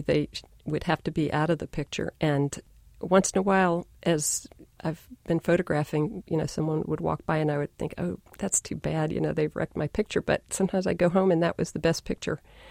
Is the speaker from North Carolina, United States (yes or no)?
yes; North Carolina, United States; now in New York, United States; I grew up in North Carolina